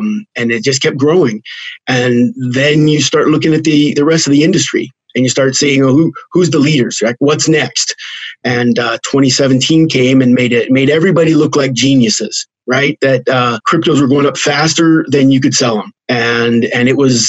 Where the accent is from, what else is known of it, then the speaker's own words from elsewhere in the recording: just outside of Los Alamos, New Mexico, United States; I grew up in New Mexico, just outside of Los Alamos.